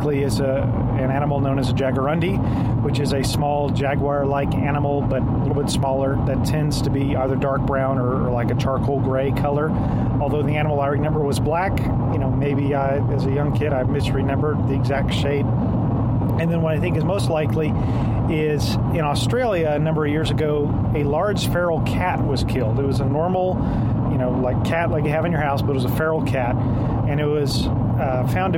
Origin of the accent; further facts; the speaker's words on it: Wilson County, South Texas, United States; I'm from South Texas, rural Wilson County